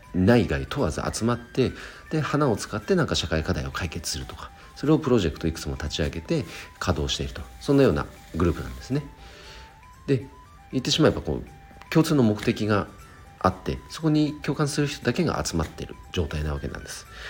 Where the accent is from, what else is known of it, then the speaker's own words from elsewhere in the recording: Chikuma, Nagano, Japan; 僕の地元で言うと、なん、えーと、長野県千曲市というところで、あとは旧神山田町という